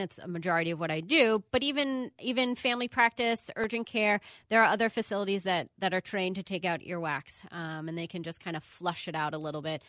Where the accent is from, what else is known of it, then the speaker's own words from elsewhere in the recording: Long Island, New York, United States; moved away as an adult; also born or lived in Miami, Florida / Bronx, New York / Champaign, Illinois; now in Minneapolis, United States; I am originally from New York, Long Island